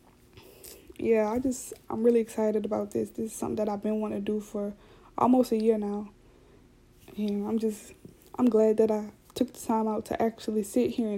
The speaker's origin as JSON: {"language": "English", "region": "South Louisiana", "country": "United States", "said": "I already talk fast because I'm from South Louisiana"}